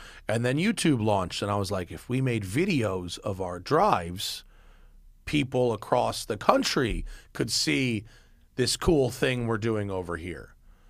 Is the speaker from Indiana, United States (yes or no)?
no; New York, United States; We came from New York, and it would snow, it would rain.